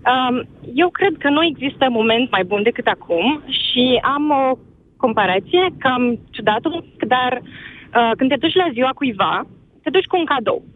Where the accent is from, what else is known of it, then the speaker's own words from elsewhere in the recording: Drobeta-Turnu Severin, Mehedinți County, Romania; eu sunt din uh, Severin